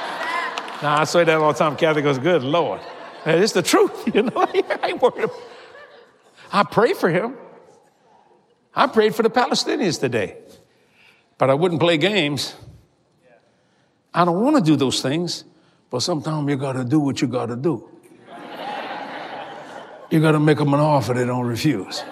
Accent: New Orleans, Louisiana, United States; I was raised on the streets of New Orleans

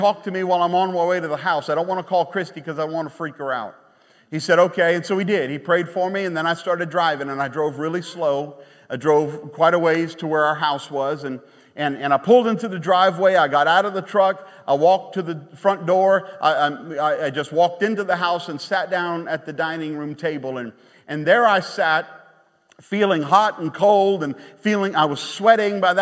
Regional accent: Baton Rouge, Louisiana, United States; moved away; We're from Baton Rouge

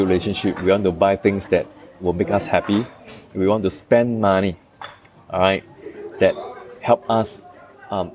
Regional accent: Singapore; as a Singaporean, we all know

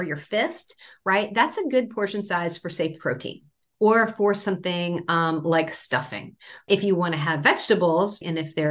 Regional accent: Maine, United States; I grew up in Maine

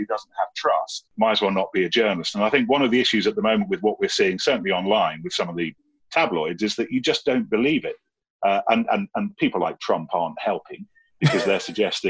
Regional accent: Leicestershire, East Midlands, United Kingdom; moved away as an adult; now in London, United Kingdom; I grew up in Leicestershire in the Sticks

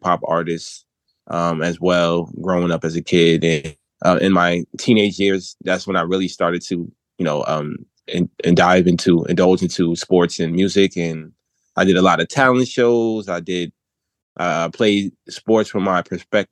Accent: New Jersey, United States; I'm actually from New Jersey, where I currently reside. I'm born and raised, a single parent home

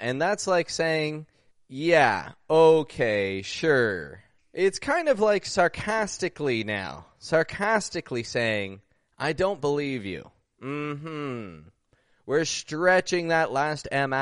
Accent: Toronto, Ontario, Canada; I'm from Toronto, Canada

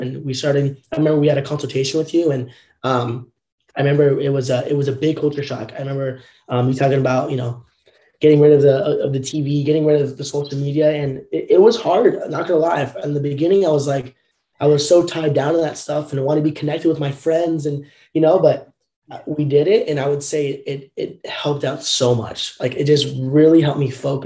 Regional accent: Southern Orange County, California, United States; growing up in Southern Orange County, California, I was always in the public school system

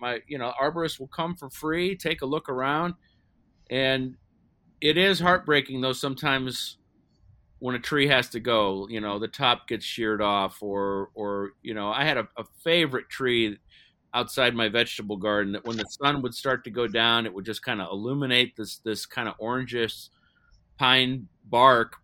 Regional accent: Ohio, United States; I was growing up in Ohio

